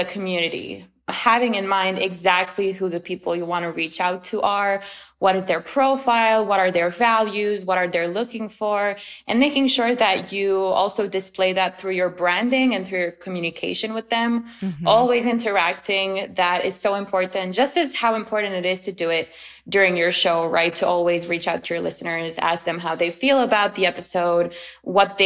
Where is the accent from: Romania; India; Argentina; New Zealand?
Romania; moved away as an adult; also born or lived in China; now in United States; I'm originally from Romania, but I've lived for 2 years in China and then I came to the States 5 years ago.